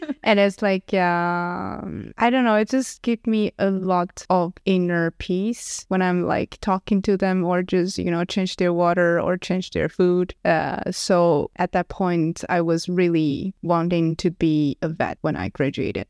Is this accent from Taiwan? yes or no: yes; Taichung, Taiwan; moved away as an adult; also born or lived in Stockholm, Sweden; now in Lund, Sweden; I'm from Taiwan, and I basically grew up in a city that is called Taichung